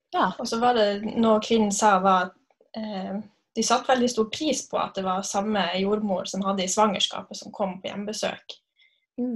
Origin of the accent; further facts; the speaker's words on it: Narvik, Nordland, Norway; moved away as an adult; also born or lived in Kristiansund; now in Molde, Norway; Jeg er fra Narvik